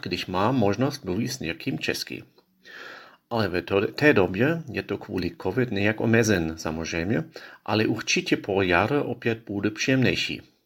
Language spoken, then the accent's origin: Czech; Israel; Czech is a second language; now in Prague, Czechia; z Izraeli. Já bydlím v Praze